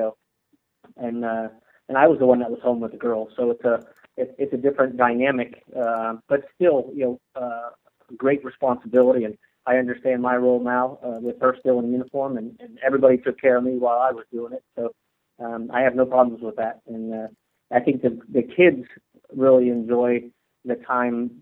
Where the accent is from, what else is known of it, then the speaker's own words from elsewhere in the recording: Connecticut, United States; also born or lived in Oklahoma; But I grew up with Carmen Drake, who later became Carmen Gordon. So the next generation. You know, Carmen and I went to school together in Connecticut